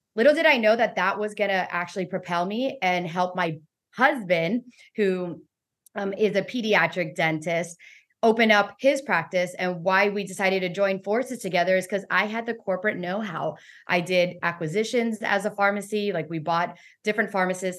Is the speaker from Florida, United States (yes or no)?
yes; Weston, Florida, United States; also born or lived in Miami, Florida; I was born in in Miami, Florida, raised in Weston, Florida